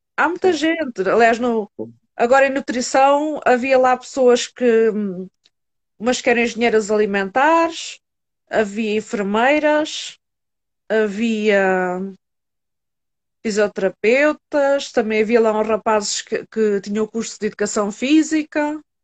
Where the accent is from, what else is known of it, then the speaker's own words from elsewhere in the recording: Setúbal, Portugal; do Hospital São Bernardo, em Setúbal por acaso, é o hospital que eu tenho mais perto foi onde eu nasci